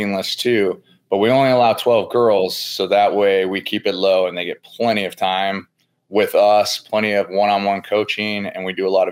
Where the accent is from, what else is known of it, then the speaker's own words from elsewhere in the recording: San Diego, California, United States; moved away as an adult; also born or lived in Pensacola, Florida; now in Tennessee, United States; I grew up in San Diego